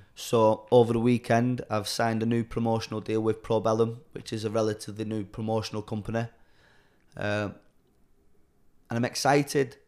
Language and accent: English; Chorley, North West England, United Kingdom; Born and raised in Charlie, born in Charlie Hospital